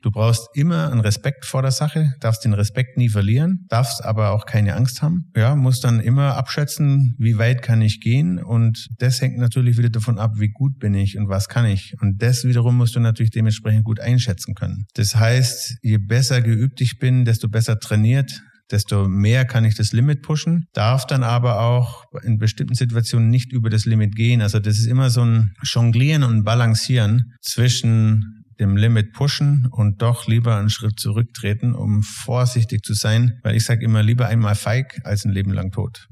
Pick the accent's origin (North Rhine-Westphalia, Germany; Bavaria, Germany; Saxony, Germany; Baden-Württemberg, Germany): Bavaria, Germany; Tannheim; also born or lived in Salzburg; komme aus Tannheim bei Memmingen im schönen Süden Deutschlands